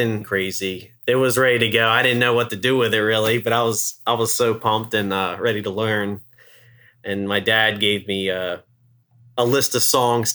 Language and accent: English; Eastern Shore of Maryland, United States; moved away; I'm originally from the Eastern Shore of Maryland, about an hour or so away from where we are now